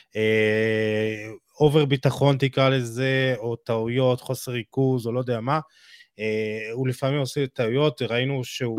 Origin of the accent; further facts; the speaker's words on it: Israel; אנחנו בתור ישראלים